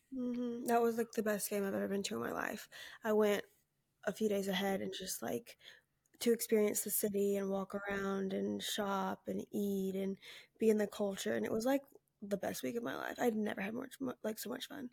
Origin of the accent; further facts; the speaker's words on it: Alabama, United States; I'm from Alabama